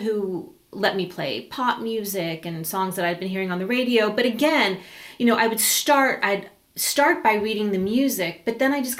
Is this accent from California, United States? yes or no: yes; Los Angeles, California, United States; now in Big Sur, United States; Born and raised in Los Angeles.